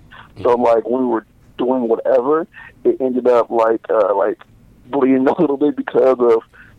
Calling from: Los Angeles, California, United States; I'm actually in L.A. right now.

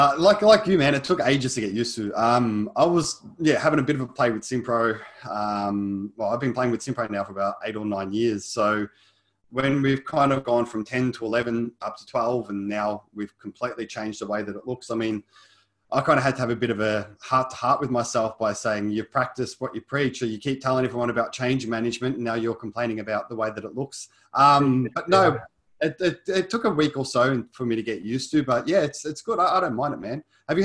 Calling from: Melbourne, Victoria, Australia; So I'm coming from lovely Melbourne

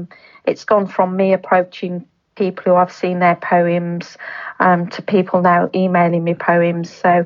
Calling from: Cannock, West Midlands, United Kingdom; I live in the in Staffordshire, in Cannock, a little town called Cannock in Staffordshire.

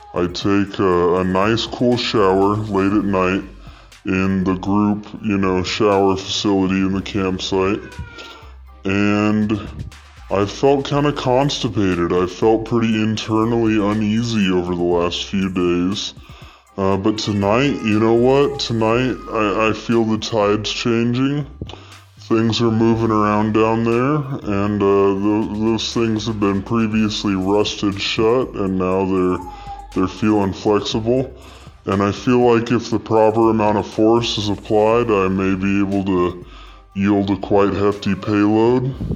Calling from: East Texas, United States; I'm calling from East Texas

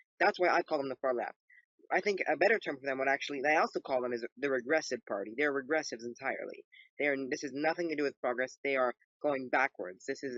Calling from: Los Angeles County, California, United States; Yeah, I'm in Southern California, Los Angeles County.

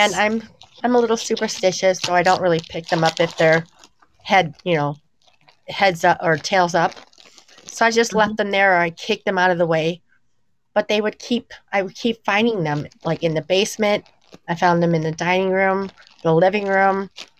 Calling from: Illinois, United States; I'm calling in from Illinois.

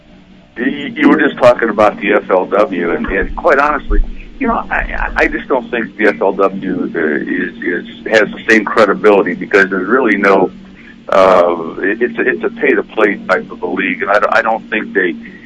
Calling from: Ohio, United States; Hey, … from Ohio.

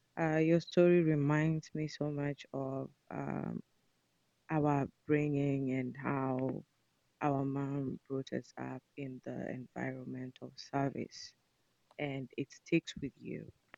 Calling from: Seattle, Washington, United States

